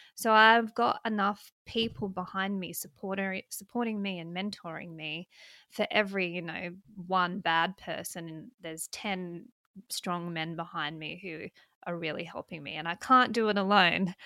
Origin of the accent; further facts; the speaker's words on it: South Australia, Australia; moved away as an adult; now in Western Australia, Australia; I'm from South Australia